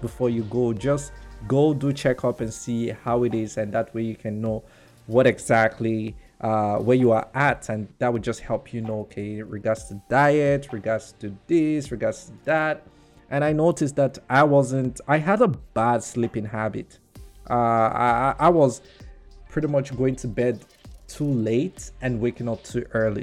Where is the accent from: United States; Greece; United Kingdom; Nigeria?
Nigeria; I would just say, well, as a Nigerian